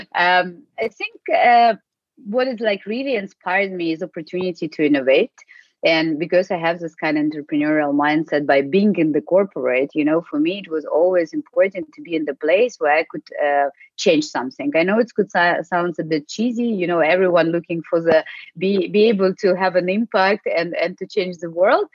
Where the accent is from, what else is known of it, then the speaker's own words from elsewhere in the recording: Ukraine; English is a second language; moved away as an adult; also born or lived in United States / Spain / Russia / Ireland; now in Germany; I'm originally from Ukraine, uh, but uh, since 19, uh, so for the last over like 15 years, I'm working outside actually and living, not only working but living outside